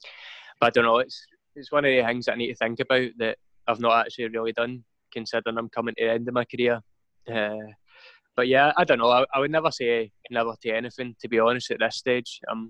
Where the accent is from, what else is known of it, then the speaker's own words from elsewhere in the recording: Scotland, United Kingdom; I mean, I must be the only Scottish person that has two drinks and wants to go home.